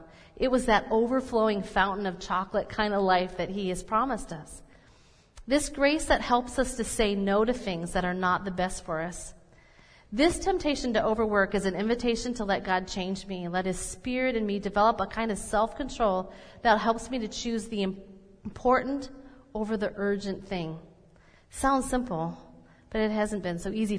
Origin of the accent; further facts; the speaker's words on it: Minnesota, United States; I'm Minnesotan or that I'm mainly German